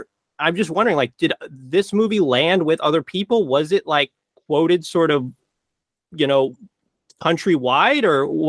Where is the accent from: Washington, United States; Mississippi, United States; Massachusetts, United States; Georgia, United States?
Washington, United States; Western; I'm from Western Washington